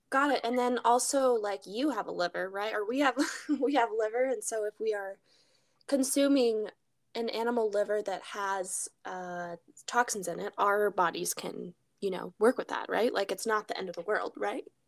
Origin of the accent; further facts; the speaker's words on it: Alaska, United States; We grew up in Alaska